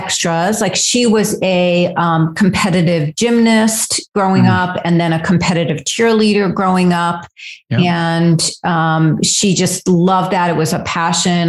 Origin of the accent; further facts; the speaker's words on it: Fairfield County, Connecticut, United States; I grew up in Fairfield County, Connecticut, which is a suburb of New York, very wealthy